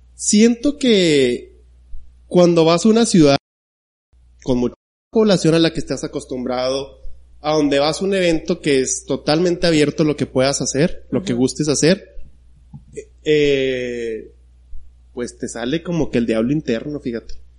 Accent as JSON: {"language": "Spanish", "region": "unnamed town in Chihuahua state", "country": "Mexico", "tie": "born or raised there", "moved": "as an adult", "lives_now": "Chihuahua, Mexico", "said": "Yo que vengo de un pueblo de nombres desconocido."}